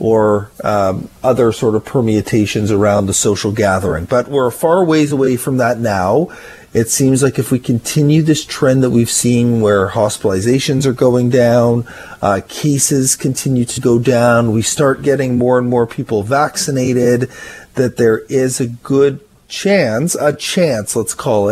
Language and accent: English; Ottawa, Ontario, Canada; now in Victoria, Canada; I grew up in Ottawa where there is a lot of snow.